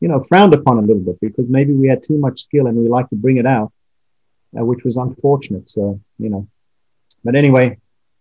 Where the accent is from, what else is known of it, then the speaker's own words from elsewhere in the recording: South Africa; moved away; also born or lived in London; Growing up in South Africa